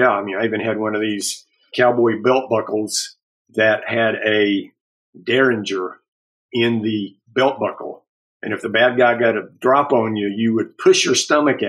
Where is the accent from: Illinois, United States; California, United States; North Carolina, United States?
North Carolina, United States; Charlotte; now in Asheville, United States; Yes, I'm a native North Carolinian. I grew up right outside of Charlotte, North Carolina.